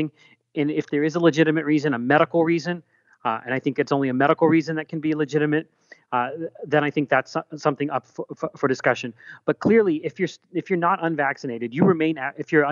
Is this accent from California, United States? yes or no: no; Pittsburgh, Pennsylvania, United States; my hometown in the suburbs of Pittsburgh